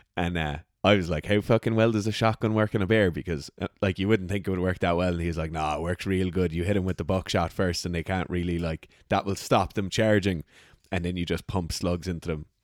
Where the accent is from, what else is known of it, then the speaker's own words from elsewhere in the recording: Ireland; I'm an Irish person hunting in Ireland